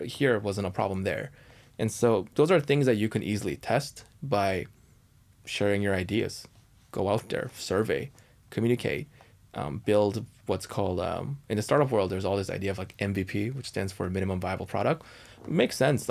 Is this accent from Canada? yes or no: yes; Canada; now in United States; I'm Canadian